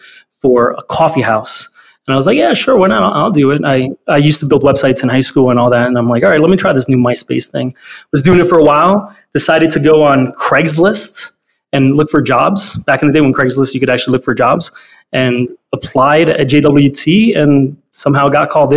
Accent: Weehawken, New Jersey, United States; also born or lived in North Bergen, New Jersey; Then was raised half the time in Weehawken, which is actually, for those that may not know, is where the Lincoln Tunnel is on the Jersey side.

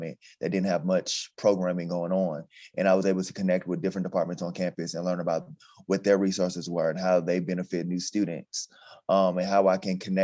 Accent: Atlanta, Georgia, United States; moved away as an adult; also born or lived in Texas; now in Nevada, United States; I'm from Atlanta, Georgia.

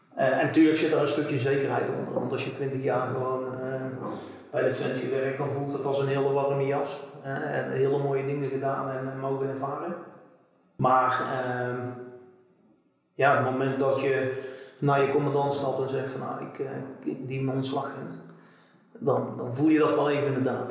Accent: Bavel, North Brabant, Netherlands; ik kom hier uit, uit Bavel

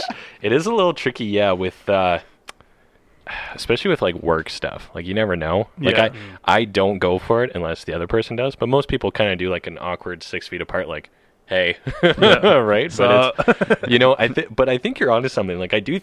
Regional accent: Canada; I'm very Canadian.

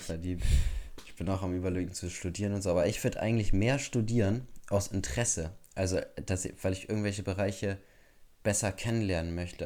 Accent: Bremen, Germany; bei uns in Bremen

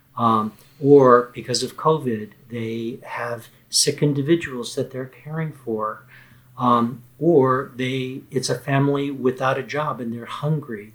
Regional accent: Texas, United States; the state of Texas, my home state.

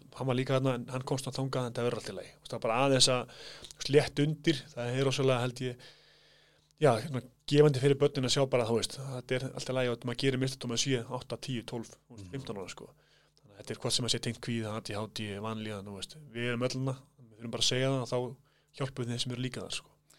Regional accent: Kópavogur, Capital Region, Iceland; also born or lived in Hvammstangi; Ég fættur þar en ég er svona uppalinn í kópóðinum

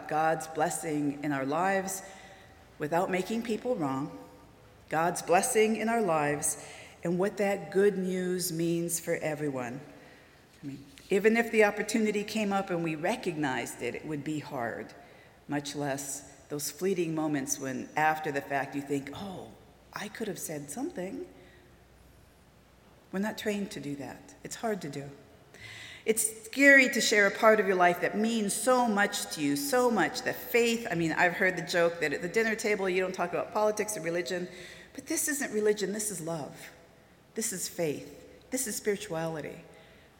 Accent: Southern California, United States; moved away as an adult; also born or lived in Wisconsin; now in Oklahoma, United States; I'm from Southern California

